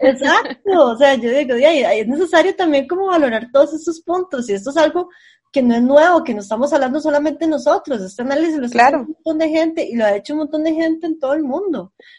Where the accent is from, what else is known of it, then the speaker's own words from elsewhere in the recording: San José, Costa Rica; Yo, yo soy del centro de San José